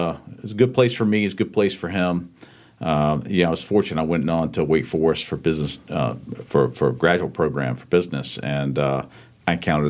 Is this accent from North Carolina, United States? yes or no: yes; Charlotte, North Carolina, United States; Grew up in Charlotte. My father's from Charlotte, but both sides of family are from North Carolina. We moved around the Charlotte area a bit, but it's home for me.